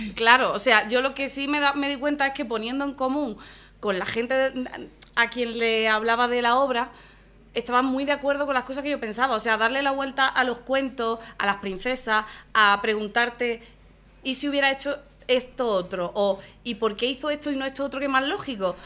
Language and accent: Spanish; Málaga, Andalusia, Spain; no puedo ser más de Málaga